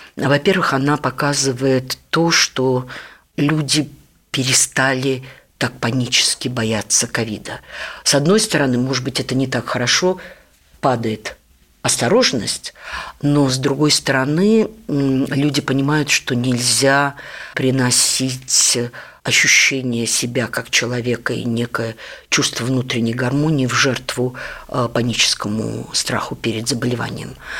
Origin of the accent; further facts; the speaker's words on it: Riga, Latvia; moved away as an adult; now in Moscow, Russia; а я родилась в Риге – не в Москве и не в Ленинграде